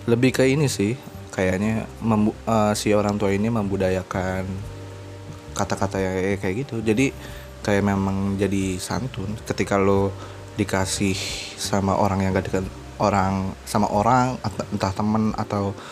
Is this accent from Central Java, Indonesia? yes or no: yes; Pekalongan, Central Java, Indonesia; Kalau gue biasa di kampung gue, gue di Pekalongan, kampung gue ya uncle sih.